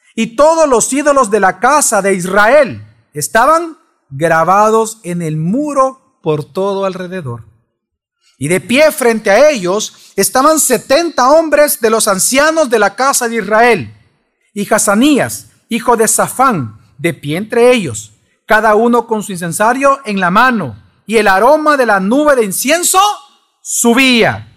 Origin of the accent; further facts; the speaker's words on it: El Salvador; somos sensuales los salvadoreños